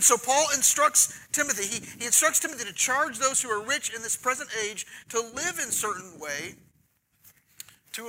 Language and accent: English; Oklahoma, United States; now in Texas, United States; I'm from Oklahoma